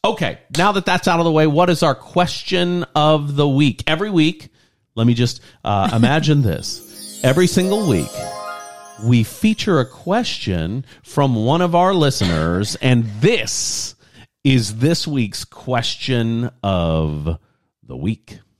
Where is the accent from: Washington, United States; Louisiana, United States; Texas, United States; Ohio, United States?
Louisiana, United States; Lafayette; six miles out of my hometown, Lafayette, Louisiana